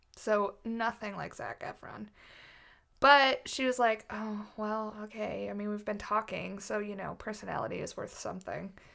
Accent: United States; I'm American

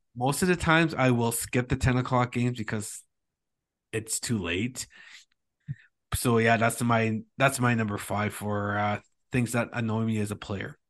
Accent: Thunder Bay, Ontario, Canada; he was one of the guys that I looked up to growing up in Thunder Bay

